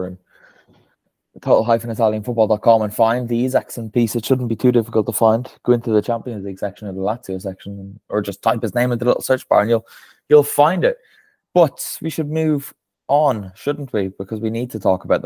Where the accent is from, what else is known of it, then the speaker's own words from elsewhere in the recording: Ireland; that is said as an Irishman